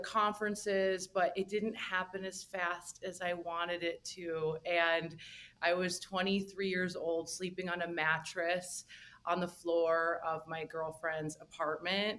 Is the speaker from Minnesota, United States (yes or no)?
yes; Minnesota, United States; moved away; I grew up in the Midwest in Minnesota